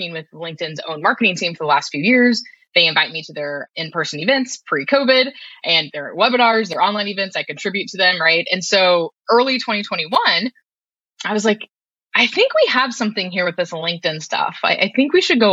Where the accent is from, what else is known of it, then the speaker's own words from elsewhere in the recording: Kansas, United States; I'm from Kansas originally